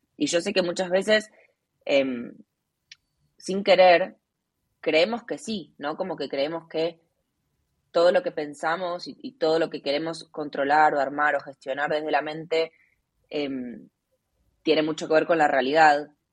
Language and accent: Spanish; Argentina; moved away as an adult; also born or lived in Asia; Hace cinco años me fui de Argentina y hace uno vivo viajando por Asia